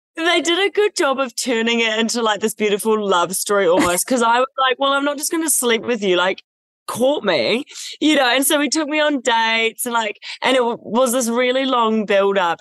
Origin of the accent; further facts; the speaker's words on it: New Zealand; moved away as an adult; Growing up in New Zealand